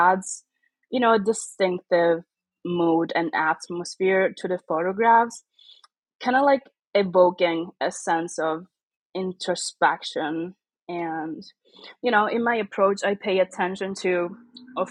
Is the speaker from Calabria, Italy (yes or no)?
yes; Catanzaro, Calabria, Italy; now in Monza, Italy; I was born and raised in the south of Italy